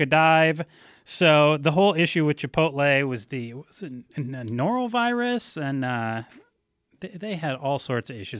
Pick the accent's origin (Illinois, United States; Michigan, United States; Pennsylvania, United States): Michigan, United States; Ann Arbor; back when I, uh, was growing up in Ann Arbor